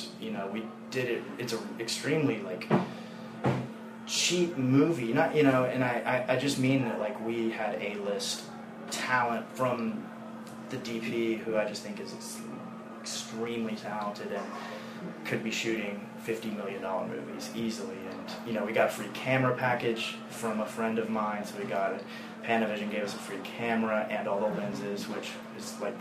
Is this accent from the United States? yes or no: yes; Nashville, Tennessee, United States; I'm from Nashville. I grew up being one of these kids